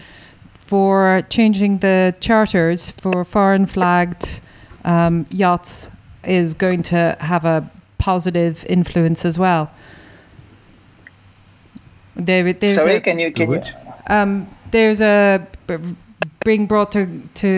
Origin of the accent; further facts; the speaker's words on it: Ireland; I'm Irish. Family everywhere.